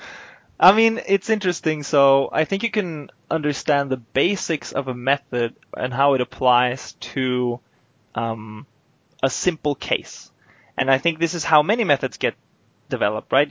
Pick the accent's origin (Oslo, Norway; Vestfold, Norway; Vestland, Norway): Oslo, Norway; moved away as an adult; now in Eindhoven, Netherlands; I'm basically from Oslo.